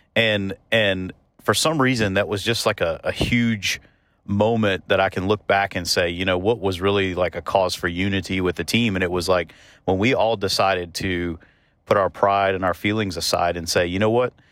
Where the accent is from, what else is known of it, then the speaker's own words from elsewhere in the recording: the South, United States; moved away; also born or lived in Kentucky; part of growing up in the South is, is doing life as a family